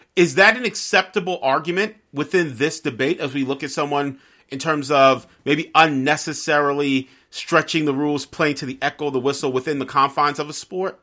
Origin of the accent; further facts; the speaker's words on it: New York, United States; I grew up in New York